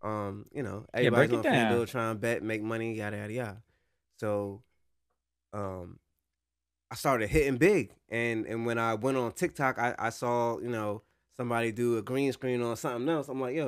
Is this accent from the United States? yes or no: yes; Jackson, New Jersey, United States; also born or lived in Lakewood; moving from Jackson, where I've been since the beginning of time, I came from Lakewood, but I've been in Jackson for mad long.